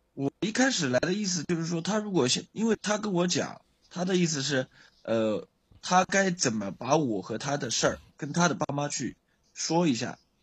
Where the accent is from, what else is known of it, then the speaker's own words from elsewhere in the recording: Jiangsu, China; 我是江苏的